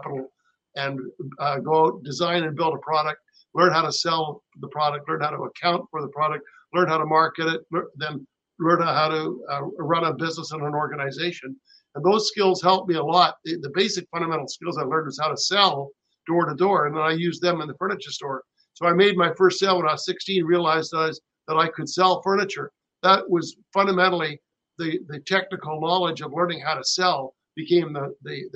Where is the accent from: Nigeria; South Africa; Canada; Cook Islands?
Canada; also born or lived in Rancho Mirage, California; as a Canadian